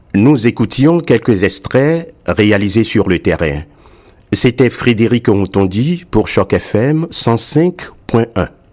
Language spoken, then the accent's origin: French; Canada; en tant que Canadien